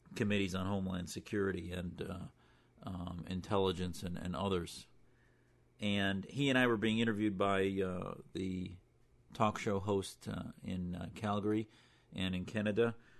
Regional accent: United States; as an American

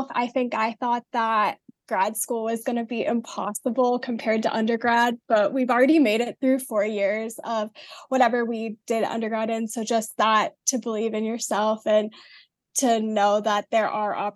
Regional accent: Highlands Ranch, Colorado, United States; moved away as an adult; now in Iowa City, United States; I am from the Denver metro area. I'm from a suburb called Highlands Ranch.

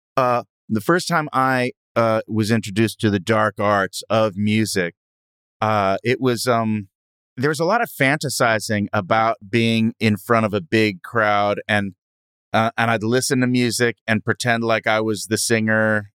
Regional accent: Hermosa Beach, California, United States; I grew up in Hermosa Beach.

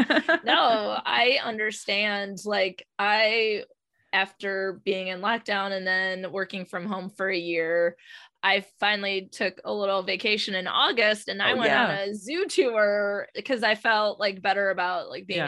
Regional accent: Michigan, United States; I'm from Michigan and it's winter.

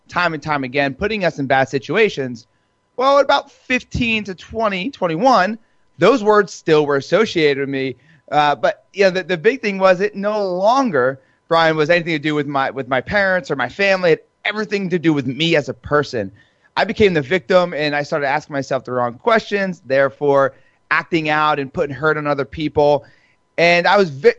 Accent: New Jersey, United States; I'm Italian. I'm from Jersey

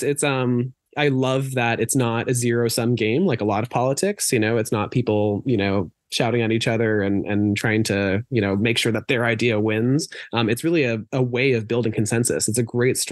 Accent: Boston, Massachusetts, United States; also born or lived in New Jersey / Amherst, Massachusetts; I was born in Jersey, raised around Boston, went to school in Western Mass at Amherst College

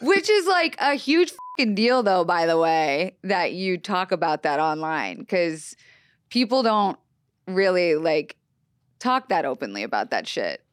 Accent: Florida, United States; moved away; also born or lived in Los Angeles, California; I was raised on the East Coast

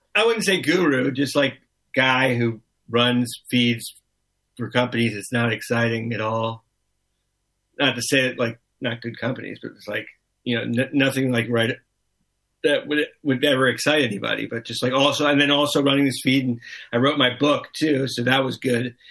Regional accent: Miami, Florida, United States; I grew up in Miami

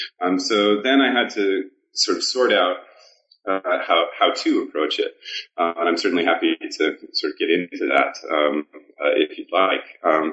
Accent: Portland, Oregon, United States; I'm originally from Portland, Oregon, and I originally went to Brown University to be a mechanical engineer

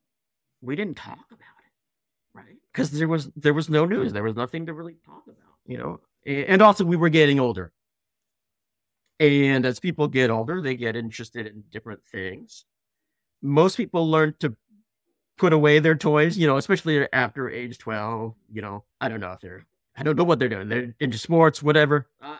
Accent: Belmont, California, United States; We grew up in Belmont.

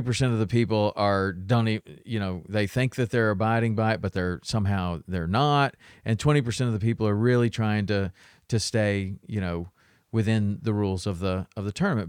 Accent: Tennessee, United States; I grew up in Tennessee, so we would go through the locks all the time

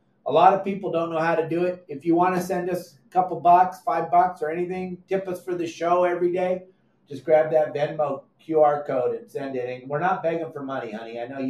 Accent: California, United States; when we got here and we come from Southern California where everything has to happen right now.

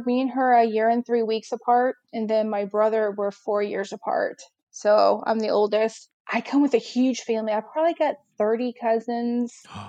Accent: outside Chicago, Illinois, United States; moved away as an adult; now in Nashville, United States; I'm originally from outside Chicago. So I moved down here in 2007 to Nashville.

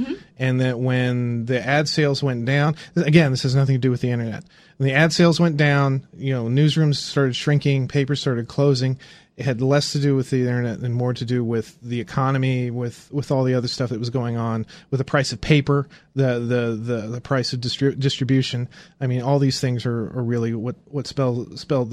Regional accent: Indiana, United States; I grew up in Indiana

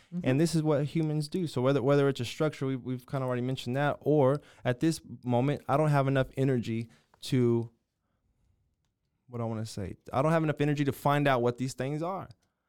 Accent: Waco, Texas, United States; born there; I was born in Waco, Texas. This is my family.

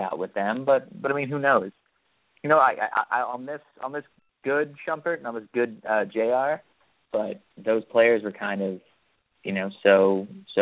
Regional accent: East Coast, United States; I've had the benefit of growing up on the East Coast

